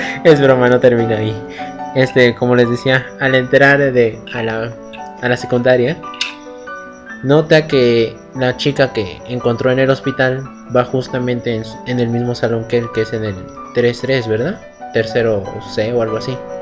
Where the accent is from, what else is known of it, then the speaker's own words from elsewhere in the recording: Mexico; Yo no soy argentino, soy mexicano.